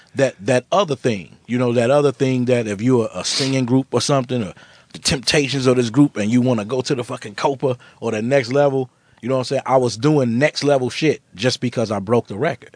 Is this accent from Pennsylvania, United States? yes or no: no; Chicago, Illinois, United States; I'm from Chicago.